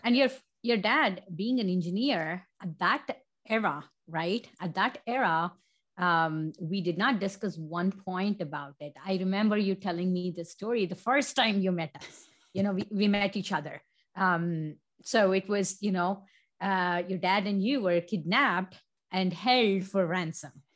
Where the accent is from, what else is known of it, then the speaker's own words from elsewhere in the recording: India; moved away; born and raised in India